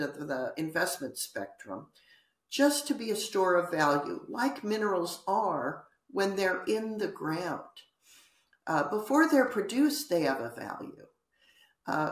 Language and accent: English; United States